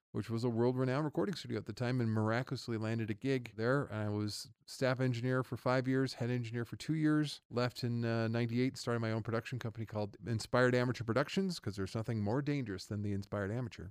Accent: Reno, Nevada, United States; also born or lived in Los Angeles, California; I am born and raised in Reno, Nevada

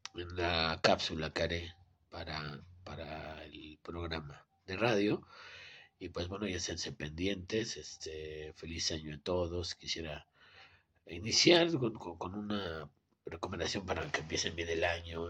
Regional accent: Mexico City, Mexico; Soy su amigo y servidor poeta y escritor de Ciudad de México

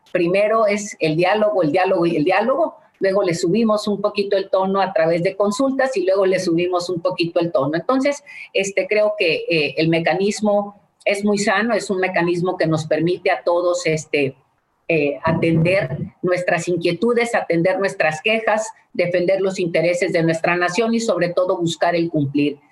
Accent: Mexico; los mexicanos, a los productores de, de, nuestra nación

